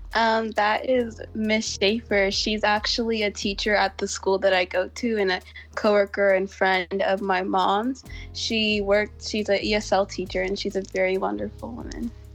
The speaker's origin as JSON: {"language": "English", "town": "Houston", "region": "Texas", "country": "United States", "tie": "born or raised there", "said": "I was born and raised in Houston, Texas."}